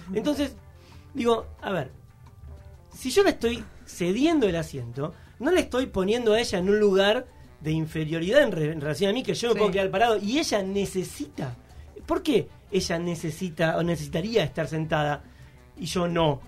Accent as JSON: {"language": "Spanish", "region": "Buenos Aires", "country": "Argentina", "said": "soy de, acá de Almagro"}